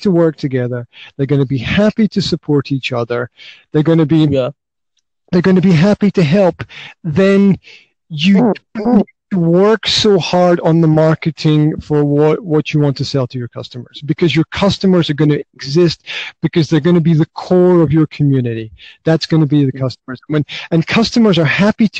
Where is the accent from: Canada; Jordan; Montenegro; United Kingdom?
United Kingdom; Highlands of Scotland; now in Banská Bystrica, Slovakia; originally I'm from the Highlands of Scotland, but right now I'm right in the middle of Slovakia